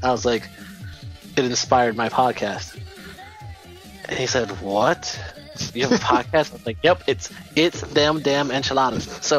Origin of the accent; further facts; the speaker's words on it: Paterson, New Jersey, United States; I'm from Paterson, New Jersey